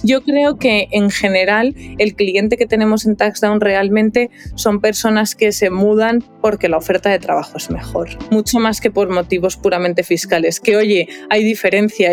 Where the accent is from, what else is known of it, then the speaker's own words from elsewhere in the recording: León, Castile and León, Spain; moved away as an adult; now in Madrid, Spain; yo soy de León, por ejemplo, pues yo tenía mi domicilio en León y cuando empecé a trabajar, que yo empecé a trabajar en Madrid